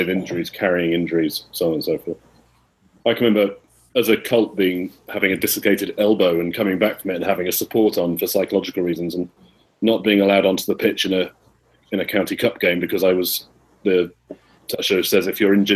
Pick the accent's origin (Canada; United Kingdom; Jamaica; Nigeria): United Kingdom; England; now in United States; I'm English